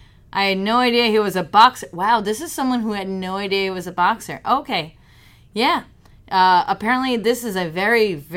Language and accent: English; Mexico; moved away; I grew up in Mexico